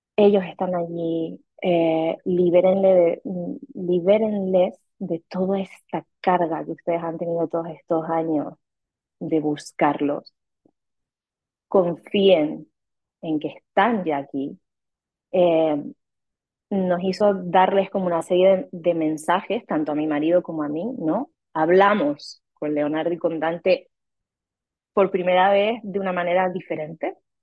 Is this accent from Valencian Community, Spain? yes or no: no; Canary Islands, Spain; moved away as an adult; also born or lived in Mexico City, Mexico; now in Rome, Italy; Soy canaria española Em, pero viví siete años en México, en Ciudad de México, y ahora estoy viviendo desde hace un año y medio en Italia, en Roma